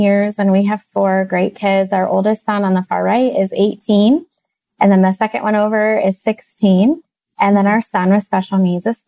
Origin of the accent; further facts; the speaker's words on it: Midwest, United States; we hail from the Midwest.